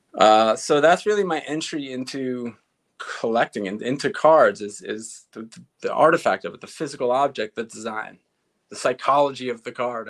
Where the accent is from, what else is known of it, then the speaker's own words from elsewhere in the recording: East Meadow, New York, United States; I grew up in East Meadow, which bumps up against Uniondale, which is where the Nassau Coliseum is